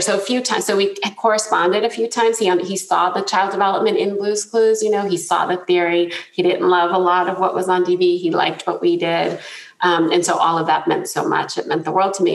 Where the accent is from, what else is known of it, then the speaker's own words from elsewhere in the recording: New Jersey, United States; I grew up in New Jersey, grew up in a loud Italian family